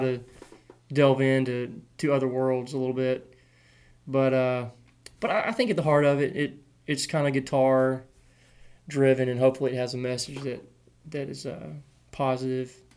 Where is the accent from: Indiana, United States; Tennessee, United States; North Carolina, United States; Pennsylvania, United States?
Tennessee, United States; Clarksville; I grew up in Clarksville, which is an hour from Nashville